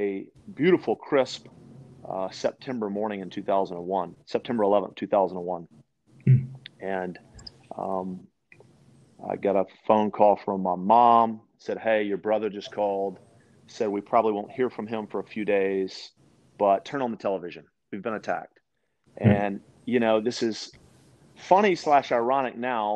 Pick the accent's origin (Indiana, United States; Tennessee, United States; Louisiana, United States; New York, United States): Louisiana, United States; West Monroe; also born or lived in Shreveport, Louisiana / Bossier City, Louisiana / Branson, Missouri; I was born and raised in the Louisiana, the great state of Louisiana, sportsman's paradise. And I lived in Monroe, West Monroe for the first 15 years